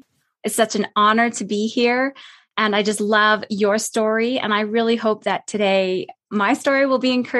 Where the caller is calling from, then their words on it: Calgary, Alberta, Canada; I'm coming from Canada. So we're touching base across the continent here. And where I'm at, it's Calgary, Alberta. I'm at the foothills of the Rocky Mountains.